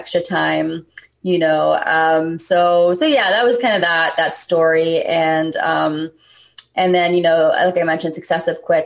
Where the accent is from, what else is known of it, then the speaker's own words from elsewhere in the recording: United States; being American born and raised, but also South Asian